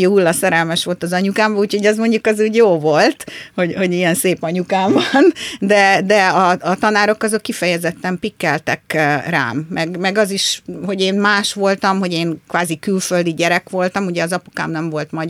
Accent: Brazil; born there; Én Brazíliába születtem

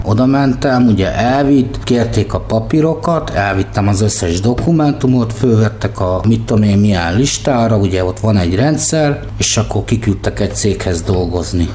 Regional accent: Budapest, Hungary; born or raised there; also born or lived in Mosonmagyaróvár

